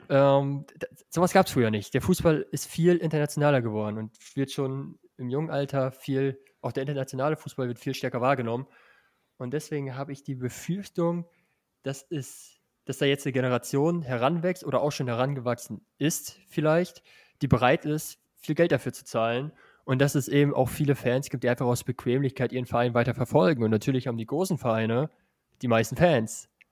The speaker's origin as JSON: {"language": "German", "region": "northwest Germany", "country": "Germany", "also_born_or_lived": "Salzgitter", "said": "ich komme ja auch aus dem Nordwesten"}